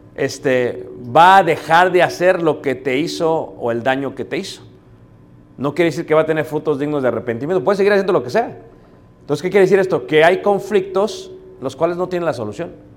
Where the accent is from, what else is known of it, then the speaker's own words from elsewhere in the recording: Mexico City, Mexico; yo soy de Ciudad de México, mi esposa es de León, Guanajuato